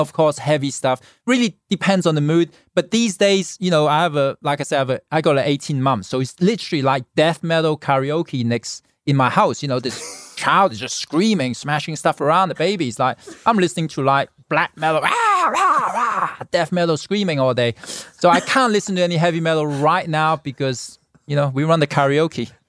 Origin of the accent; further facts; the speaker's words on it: Hong Kong; now in Los Angeles, United States; born in Hong Kong, I grew up in Hong Kong